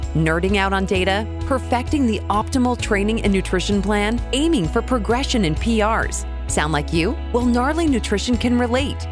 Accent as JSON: {"language": "English", "town": "Cedar City", "region": "Utah", "country": "United States", "tie": "born or raised there", "said": "I actually grew up in Cedar City"}